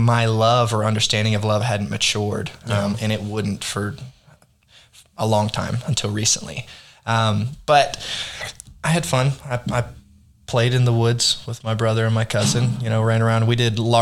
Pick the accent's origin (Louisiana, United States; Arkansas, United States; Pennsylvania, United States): Arkansas, United States; also born or lived in Texas; I grew up in Arkansas